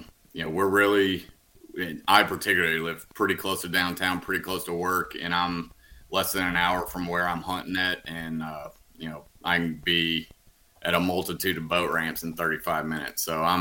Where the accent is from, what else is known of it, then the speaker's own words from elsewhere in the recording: Huntsville, Alabama, United States; now in Birmingham, United States; yeah, I'm from Huntsville, right around there.